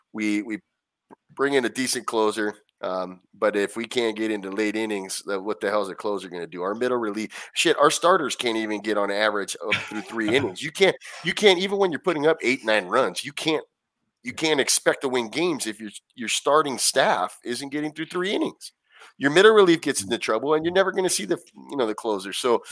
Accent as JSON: {"language": "English", "town": "Anaheim", "region": "California", "country": "United States", "said": "I grew up going there, and it's, you know, I'm from Anaheim originally, so that was right down the street."}